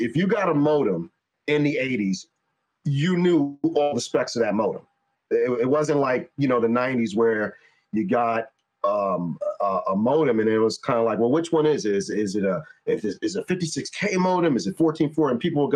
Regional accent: New York, United States; I'm from New York.

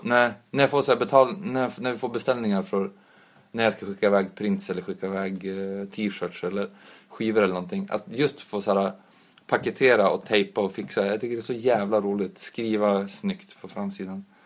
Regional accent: Umeå, Västerbotten County, Sweden; de jag växte upp med också i Umeå

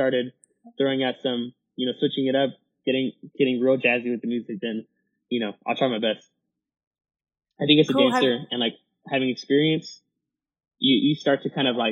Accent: Colombia; now in Houston, United States; I'm Colombian, so I do bring a lot of, like, Latin roots to my choreography

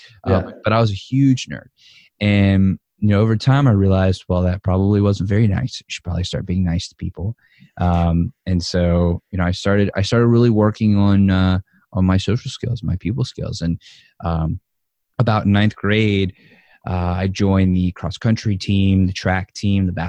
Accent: New Orleans, Louisiana, United States; born and raised in New Orleans, Louisiana, to a Jewish family, Jewish home

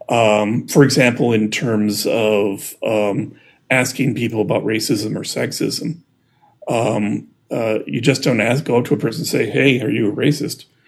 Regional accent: Midwest, United States; I'm from the Midwest

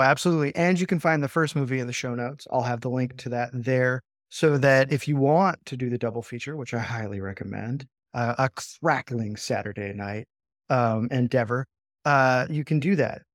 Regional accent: United States; As an American

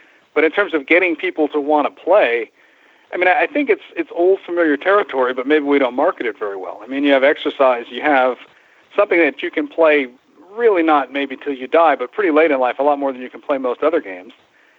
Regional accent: New York, United States; I remember when I was 14 years old, I grew up right outside New York City

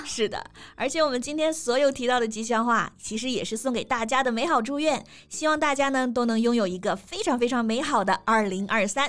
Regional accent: China; 我们中国人

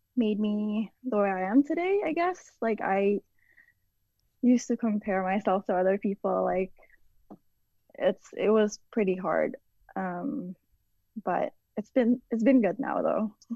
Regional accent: Indonesia; moved away; I grew up in Indonesia

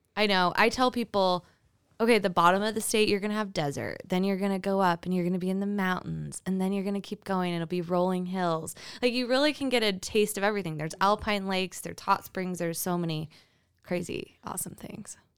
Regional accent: Twin Falls, Idaho, United States; also born or lived in San Francisco, California; now in Boise, United States; grew up in Twin Falls, and then I went to University of Idaho

